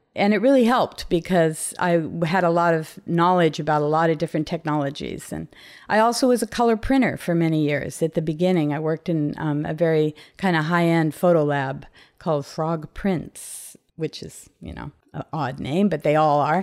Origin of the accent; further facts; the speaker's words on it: Compton, California, United States; moved away as an adult; also born or lived in Long Beach / San Francisco; I was born and raised in Compton in Southern California